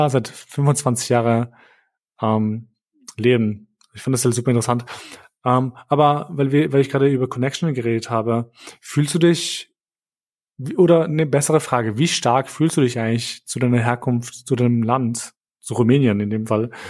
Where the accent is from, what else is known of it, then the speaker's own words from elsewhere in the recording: Kosovo; now in Germany; ich zum Beispiel habe keinen Bezug mehr zu meinem Heimatland Kosovo.